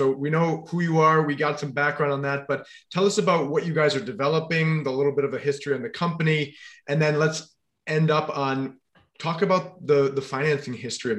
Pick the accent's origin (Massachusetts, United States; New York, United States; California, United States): New York, United States; Buffalo; Yeah, we're both from Buffalo.